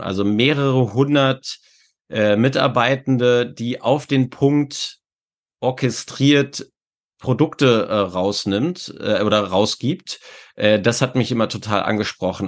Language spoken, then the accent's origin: German; Hanover, Lower Saxony, Germany; ich komme aus Hannover. Äh, Das heißt, äh, Burg Wedel ist jetzt äh, von meinem Heimatort, äh, ich glaube, so acht oder neun Kilometer entfernt